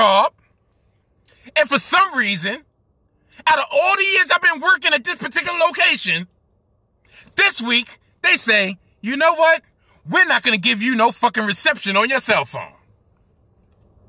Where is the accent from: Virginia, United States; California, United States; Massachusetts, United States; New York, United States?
New York, United States; New York City; I'm a Brooklynite, born and raised in Brooklyn